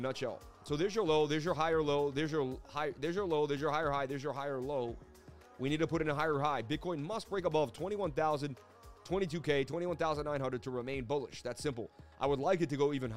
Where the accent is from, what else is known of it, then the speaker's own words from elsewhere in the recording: Boston, Massachusetts, United States; being Irish growing up in Boston